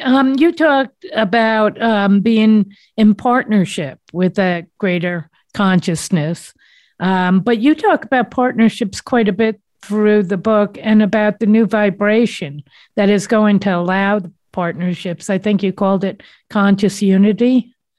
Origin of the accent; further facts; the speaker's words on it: East Coast, United States; I'm from the East Coast, if nobody didn't know what that accent was